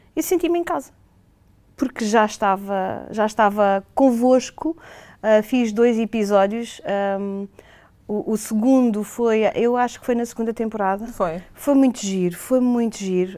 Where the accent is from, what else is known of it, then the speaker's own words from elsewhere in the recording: Portugal; nós enquanto portugueses, hoteleiros portugueses